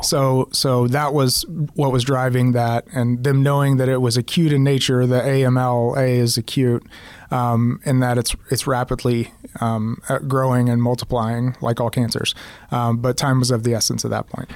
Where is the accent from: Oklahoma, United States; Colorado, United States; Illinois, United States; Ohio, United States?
Oklahoma, United States; Oklahoma City; moved away as an adult; also born or lived in Kansas City; I'm from Oklahoma City, but was living and working in in Kansas City since 2005